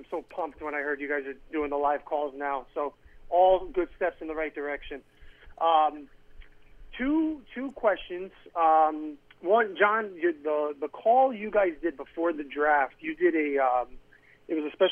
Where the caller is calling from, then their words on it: Connecticut, United States; in Connecticut.